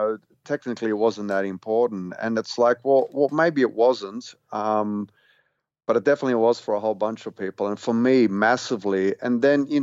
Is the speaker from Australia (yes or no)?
yes; Australia; being an Australian, you know, loving like the sort of the stuff that everyone else did at that stage, being a teenager at school